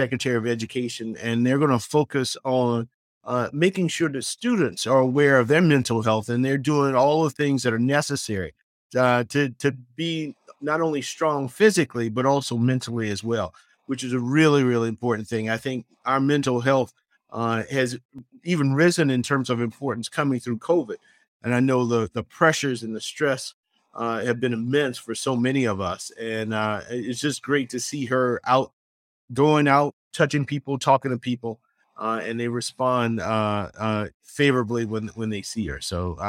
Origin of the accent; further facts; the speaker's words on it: Orangeburg, South Carolina, United States; my hometown of Orangeburg